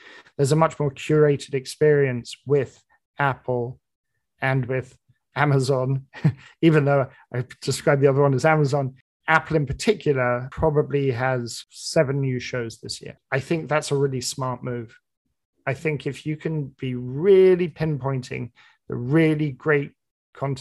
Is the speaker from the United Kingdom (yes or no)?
yes; United Kingdom; now in New York, United States; I love being a Brit in New York